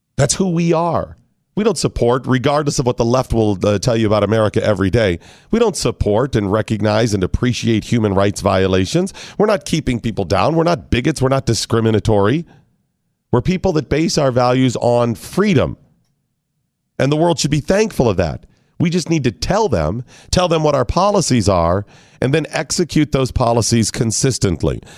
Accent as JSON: {"language": "English", "country": "United States", "said": "As an American"}